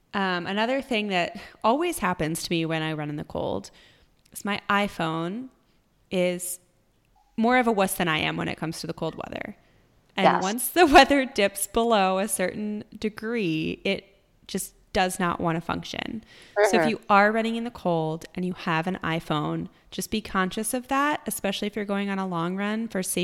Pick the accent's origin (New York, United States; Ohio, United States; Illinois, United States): New York, United States; now in Austin, United States; I came from New York and I used to run, you know, training through winter was tough